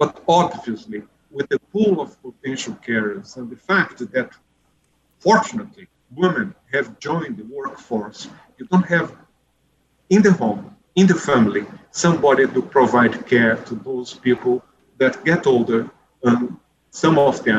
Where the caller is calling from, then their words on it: Brazil; This is certainly the message that we see in this country. I'm speaking from Brazil.